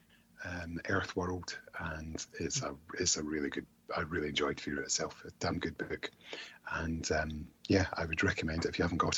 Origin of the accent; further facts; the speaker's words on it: Scotland, United Kingdom; I'm Scottish